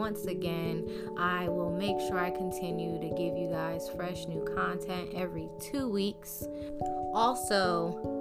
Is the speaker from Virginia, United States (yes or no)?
no; New Jersey, United States; moved away; also born or lived in South Florida; my home state, New Jersey